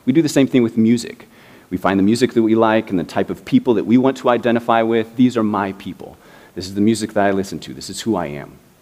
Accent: Indianapolis, Indiana, United States; now in Miami, United States; I grew up in the Midwest. I grew up in Indianapolis

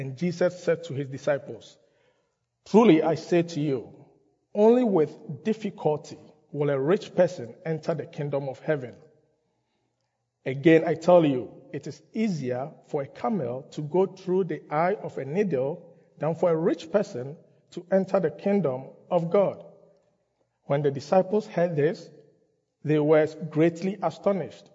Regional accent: Ghana; moved away; I grew up in Ghana

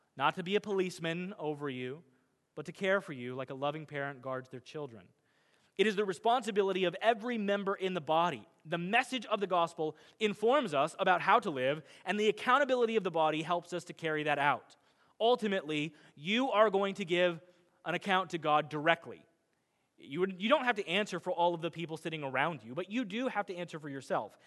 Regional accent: Midwest, United States; I'm a Midwesterner

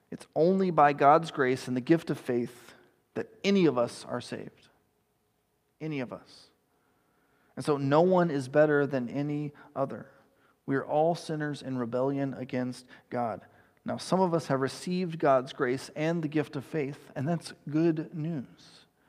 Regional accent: East Texas, United States; I grew up in East Texas

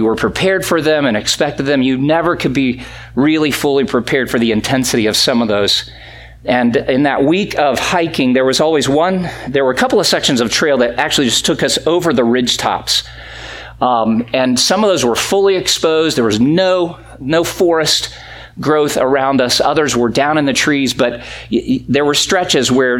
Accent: Greenville, South Carolina, United States; moved away; I grew up in South Carolina

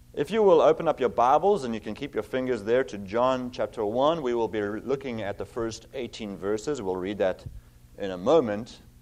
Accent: South Africa; moved away as an adult; also born or lived in Cape Town / Virginia; now in Zeeland, United States; I have an accent. I'm originally from South Africa

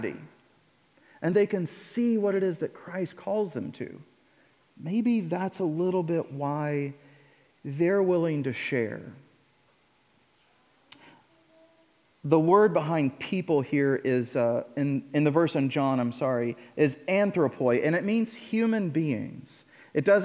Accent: Illinois, United States; now in Indiana, United States; I grew up in Illinois

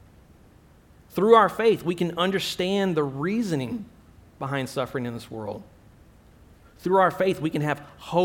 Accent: Texas, United States; moved away as an adult; now in Abu Dhabi, United Arab Emirates; I'm from the United States, originally from Texas

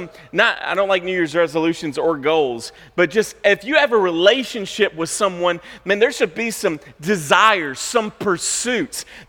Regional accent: United States; as American Christians

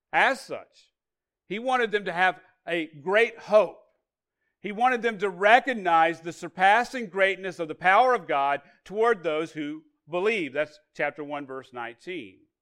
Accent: Arkansas, United States; I grew up in Arkansas

